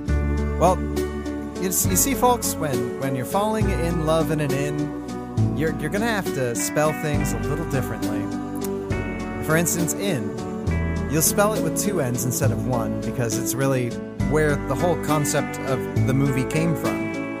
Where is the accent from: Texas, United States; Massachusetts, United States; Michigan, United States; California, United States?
California, United States; now in Oregon, United States; I'm from California.